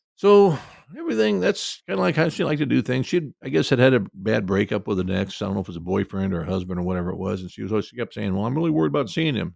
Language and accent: English; Cedar Rapids, Iowa, United States; my hometown of Cedar Rapids